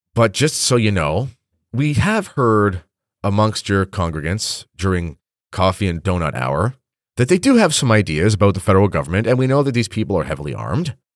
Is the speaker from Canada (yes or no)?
yes; Canada; I'm a Canadian